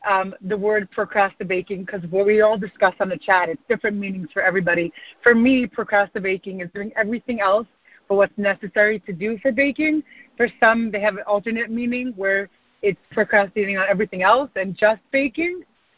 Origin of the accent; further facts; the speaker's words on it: New York, United States; I'm from Muncie, New York.